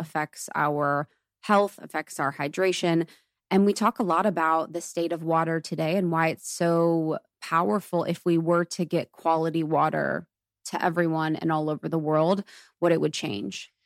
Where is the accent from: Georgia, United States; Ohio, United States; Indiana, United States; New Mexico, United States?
Ohio, United States; moved away; I grew up in Ohio, and it's so Catholic